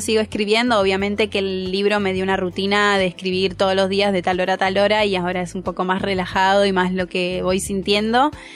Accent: Pinamar, Buenos Aires Province, Argentina; moved away; soy de Pinamar

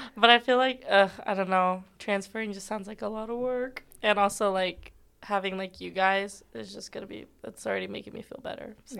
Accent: Colorado, United States; moved away as an adult; also born or lived in California; now in Georgia, United States; I'm from Colorado. I was originally born in California

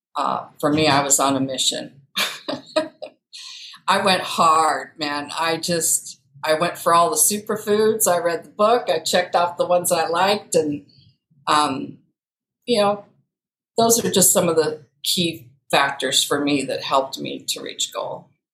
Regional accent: Iowa, United States; moved away as an adult; also born or lived in St. Louis, Missouri / West Des Moines, Iowa; I was born and raised in Iowa. I'm currently in West Des Moines, Iowa

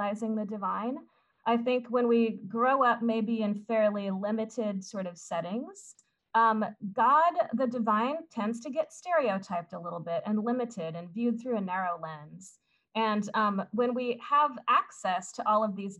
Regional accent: Southern Indiana, United States; the small town I grew up in Southern Indiana

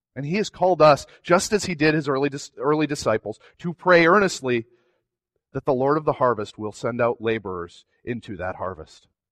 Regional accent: New England, United States; I'm from New England

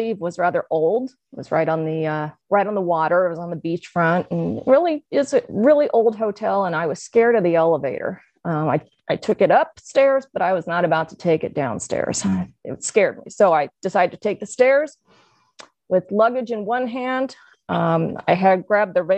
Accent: Springfield, Illinois, United States; my hometown of Springfield, Illinois

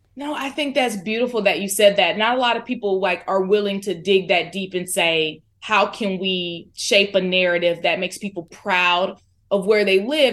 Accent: Florida, United States; moved away as an adult; also born or lived in Alabama; now in Fort Worth, United States; I'm from Florida

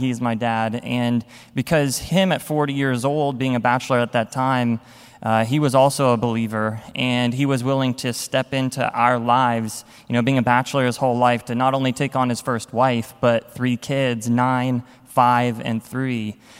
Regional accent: Texas, United States; So I was born in Texas to my mom and my dad

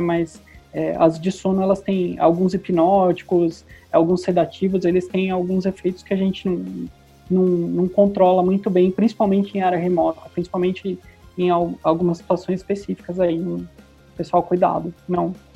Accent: Brazil; sou é, brasileiro, bem brasileiro

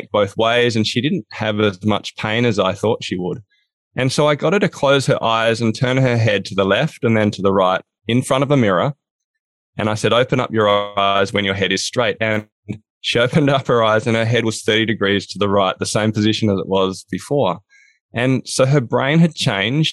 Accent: Australia; now in Hobart, Australia; I'm from Down Under. I'm in a place called Hobart, Tasmania

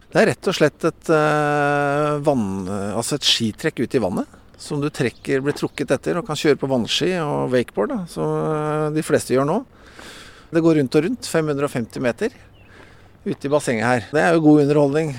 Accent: Bærum, Akershus, Norway; moved away as an adult; now in Bø, Norway; født og oppvokst i Bærum

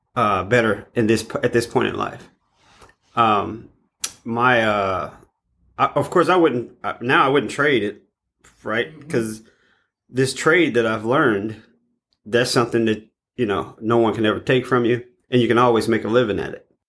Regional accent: East St. Louis, Illinois, United States; I was born and raised in East St. Louis.

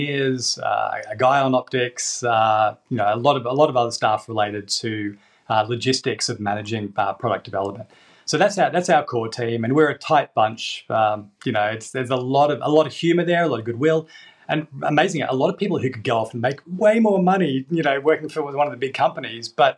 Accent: Australia; now in England; I'm from Australia

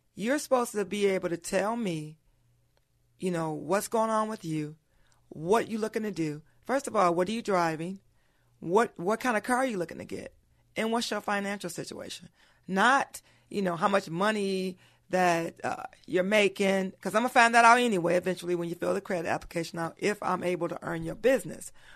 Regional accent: Pontiac, Michigan, United States; born and raised in Pontiac, Michi-, Michigan

